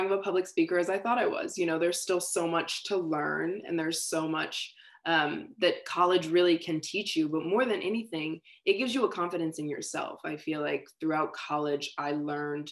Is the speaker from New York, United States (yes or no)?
no; Richmond, Virginia, United States; I'm from Richmond, Virginia